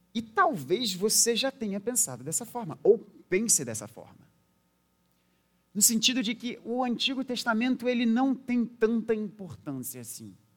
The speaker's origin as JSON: {"language": "Portuguese", "country": "Brazil", "said": "a gente sendo brasileiro naquela época"}